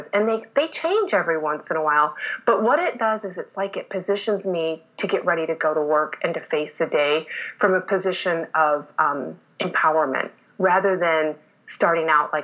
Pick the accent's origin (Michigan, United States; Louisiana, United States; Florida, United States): Michigan, United States; moved away; I was born and raised in Michigan.